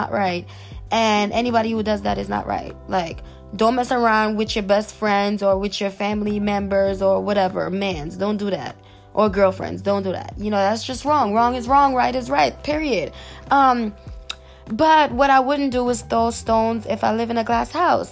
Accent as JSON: {"language": "English", "region": "New York", "country": "United States", "said": "I come from New York"}